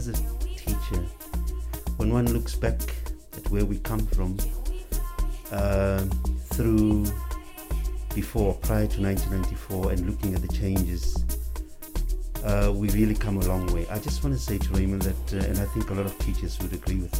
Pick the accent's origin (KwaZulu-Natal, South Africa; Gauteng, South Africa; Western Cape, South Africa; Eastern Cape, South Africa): Gauteng, South Africa; Johannesburg; also born or lived in Rabie Ridge; I was brought up, born and bred in Alexander Township